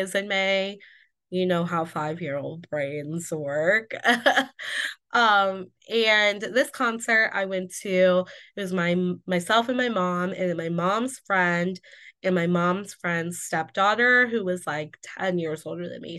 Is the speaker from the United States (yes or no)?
yes; Indiana, United States; I am from Indiana